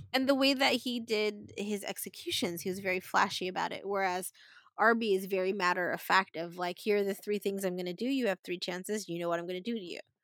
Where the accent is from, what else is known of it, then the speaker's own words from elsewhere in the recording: Philippines; we're Filipino